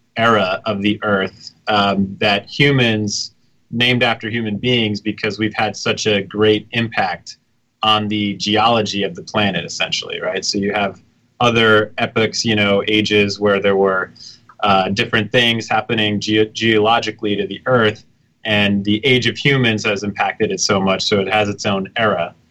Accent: New York City, New York, United States; now in Brooklyn, United States; I'm from the city. I grew up in the village.

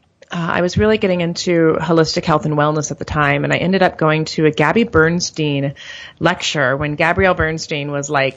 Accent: St. Louis, Missouri, United States; moved away as an adult; also born or lived in Miami, Florida; I'm originally from St. Louis, Missouri

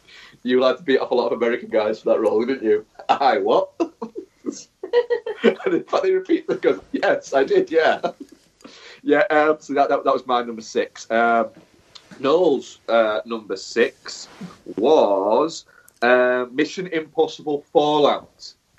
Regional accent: Manchester, North West England, United Kingdom; Actually, it would be a bit morally wrong, but I was from Manchester.

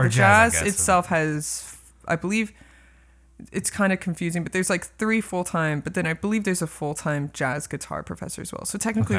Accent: Sacramento, California, United States; I'm originally from Sacramento, California, but I've lived like in all the Western states that touch each other.

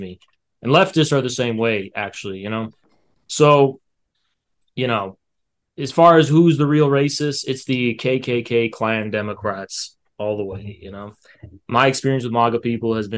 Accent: United States; I've just never really been outside the U.S. I'm actually an American.

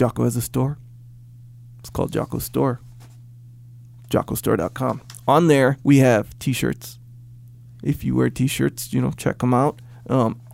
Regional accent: Kauai, Hawaii, United States; I grew up in Kauai

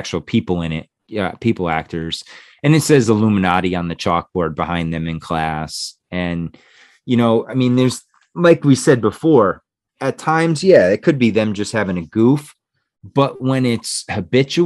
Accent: Connecticut, United States; also born or lived in New Jersey; we moved from New Jersey to Connecticut. Because my dad's job relocated

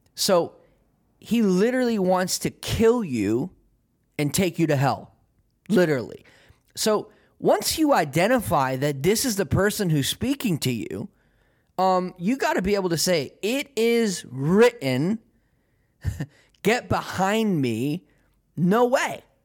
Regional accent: United States; I am American

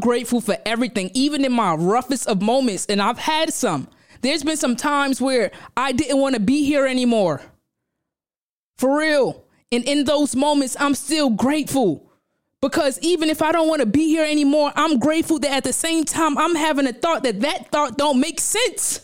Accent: New York City, New York, United States; I'm from Brownsville, Brooklyn

